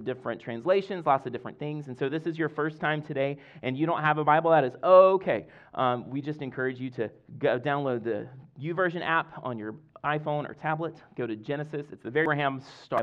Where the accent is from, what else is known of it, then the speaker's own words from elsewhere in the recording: Deep South Mississippi, United States; now in Fredericksburg, United States; I grew up in Deep South Mississippi